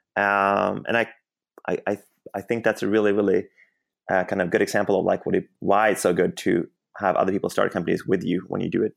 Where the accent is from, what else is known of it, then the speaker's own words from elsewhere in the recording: Sweden; moved away as an adult; now in Bay Area, United States; I grew up in Sweden, and then I ended up in the U S, um, a little bit more than ten years ago.